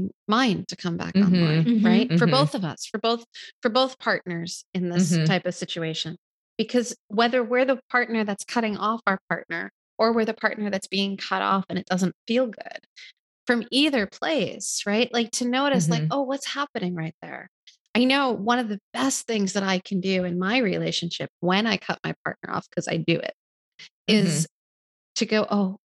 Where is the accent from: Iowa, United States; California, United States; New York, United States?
New York, United States; accent: East Coast; I grew up here in New York